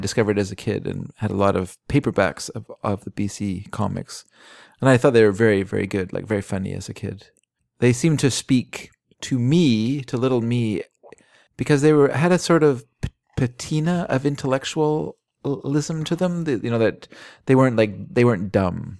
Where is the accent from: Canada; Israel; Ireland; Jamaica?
Canada; Vancouver, British Columbia; the Vancouver Sun, which was our family paper.